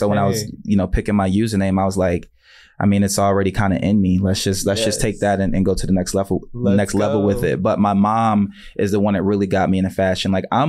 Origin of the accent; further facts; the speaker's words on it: Philadelphia, Pennsylvania, United States; also born or lived in Maryland / Washington; So I'm originally from Philly. And then I moved around a bit.